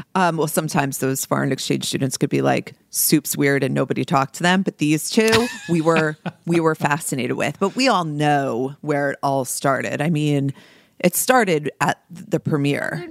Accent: New Jersey, United States; as a young girl growing up in New Jersey with brown hair

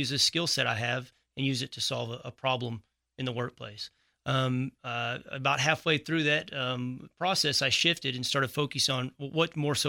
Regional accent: Texas, United States; I was born and raised in Texas, moved off for

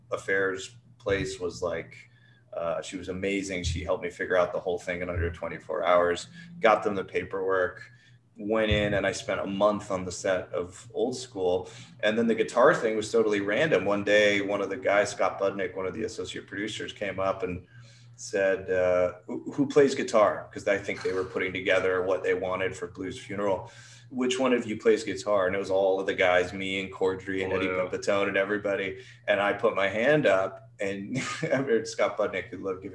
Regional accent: Canada; moved away; also born or lived in England; I'm Canadian, so I was an international student.

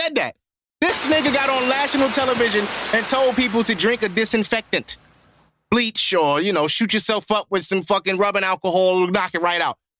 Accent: New York City, New York, United States; I'm from Brooklyn, too, man. I'm from Canarsie

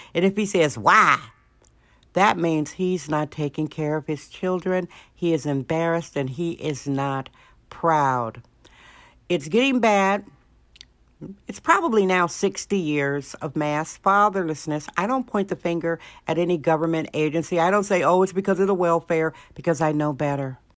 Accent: Alaska, United States; now in San Francisco, United States; Alaska, my home state

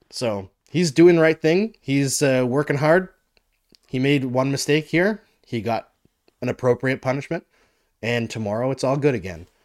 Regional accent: Saskatchewan, Canada; also born or lived in Alberta; I grew up in Saskatchewan and Alberta.

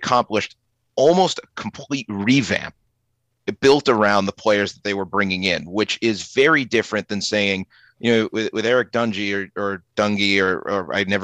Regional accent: Boston, Massachusetts, United States; accent: Boston; my Boston accent

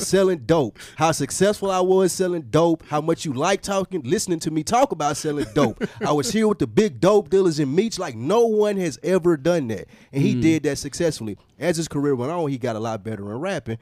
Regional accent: Nashville, Tennessee, United States; I'm from Nashville

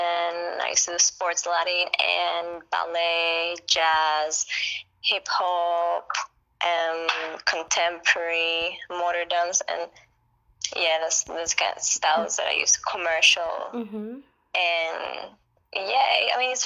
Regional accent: Cyprus; now in London, United Kingdom; I live in London, UK. I'm originally from Cyprus

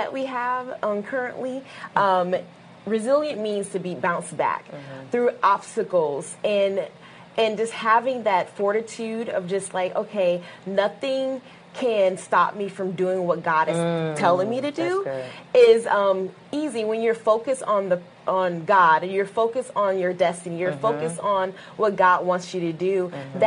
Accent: Michigan, United States; moved away; I'm from Michigan originally.

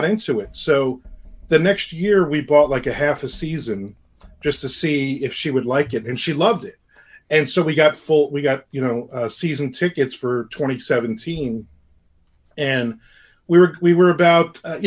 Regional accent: New Jersey, United States; now in Jacksonville, United States; I grew up in New Jersey, I'm a diehard Red Sox fan

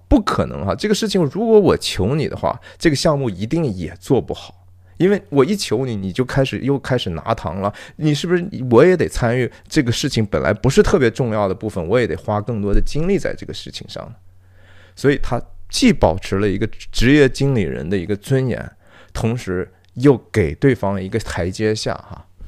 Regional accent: China; 我们其实中国人很会的呀

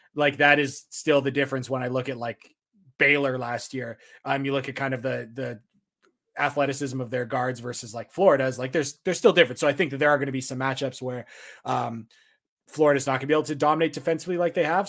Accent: Canada; being a Canadian, where it's not Thanksgiving because our Thanksgiving is in October.

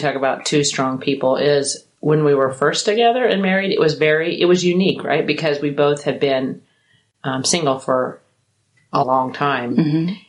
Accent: Kansas, United States; also born or lived in St. Louis, Missouri / Las Vegas, Nevada; now in Brandon, Mississippi, United States; how did you move from Vegas to Mississippi? And I said, well, what if I said that I'm originally from Kansas?

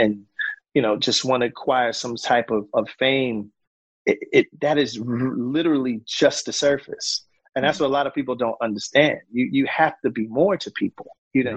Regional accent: Philadelphia, Pennsylvania, United States; we're all guys from Philly, and I used to live in the neighborhood where Will lived

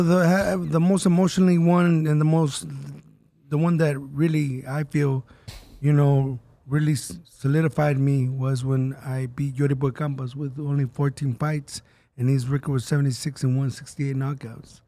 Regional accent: Southern California, United States; We're from Southern California

